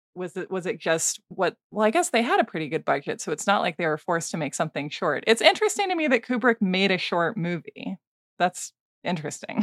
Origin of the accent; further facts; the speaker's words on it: Portland, Oregon, United States; Portland, Oregon, my hometown